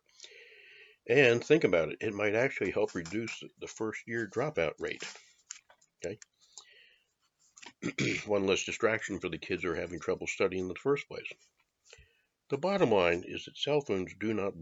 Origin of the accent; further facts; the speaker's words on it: Maryland, United States; also born or lived in Washington, D.C.; I grew up pretty much in Maryland, but born in D.C. those first years